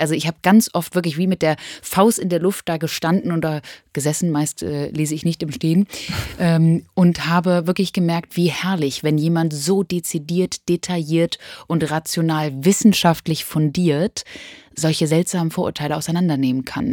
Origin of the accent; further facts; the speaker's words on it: near Hanover, Lower Saxony, Germany; Ich komme aus der Nähe von Hannover und sage Chemie